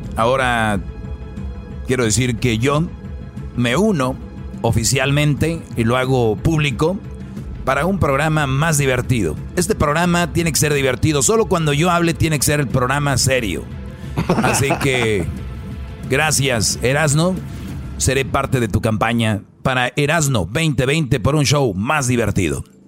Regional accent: Jiquilpan, Michoacán, Mexico; en Jiquilpanchoco, allá en mi pueblo

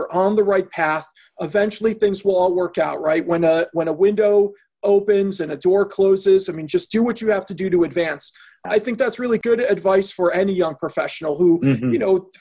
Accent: Chicago, Illinois, United States; moved away as an adult; also born or lived in Boston; now in Milwaukee, United States; I grew up in Chicago, went to law school in Boston, and then in 2001 graduated and came to Milwaukee

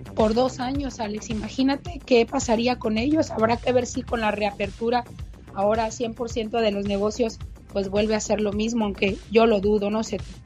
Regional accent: Mexico; soy mexicana

